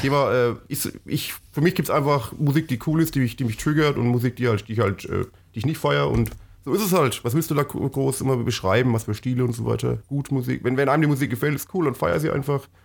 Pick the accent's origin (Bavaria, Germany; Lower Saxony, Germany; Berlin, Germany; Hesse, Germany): Bavaria, Germany; Franconia; bei uns ist ja, ist ja sehr, äh, war ja sehr fränkisch geprägt, wo ich aufgewachsen bin